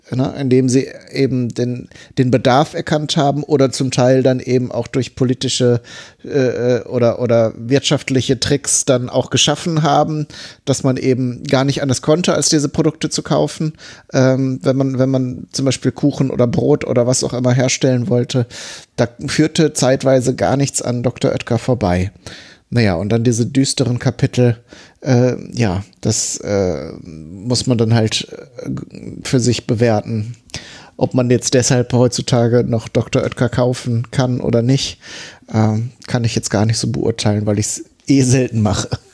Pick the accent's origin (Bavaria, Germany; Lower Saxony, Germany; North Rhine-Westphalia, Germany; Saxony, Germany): North Rhine-Westphalia, Germany; near Bielefeld; ich wohne ja oder bin aufgewachsen ja relativ in der Nähe von Bielefeld.